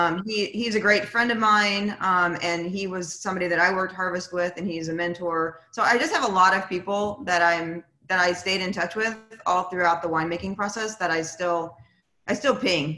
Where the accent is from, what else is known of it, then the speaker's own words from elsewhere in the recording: New Jersey, United States; born there; ironically, I don't know if you know this, but I was born in New Jersey.